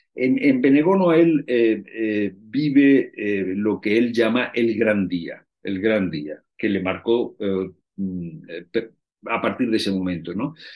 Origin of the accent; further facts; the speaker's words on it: Spain; los españoles